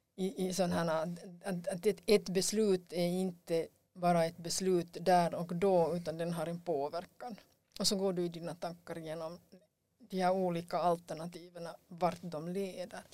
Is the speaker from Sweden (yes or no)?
no; Finland; vi har som finlandssvenskar